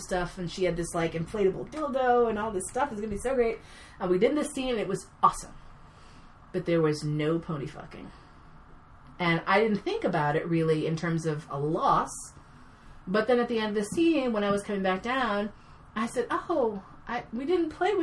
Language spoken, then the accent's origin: English; New York City, New York, United States; I grew up here in New York City.